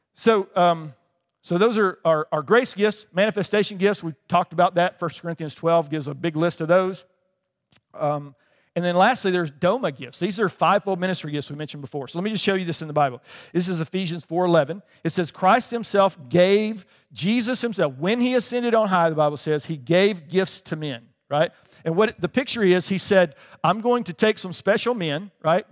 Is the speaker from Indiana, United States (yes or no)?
no; Alabama, United States; moved away as an adult; also born or lived in England; I grew up in Alabama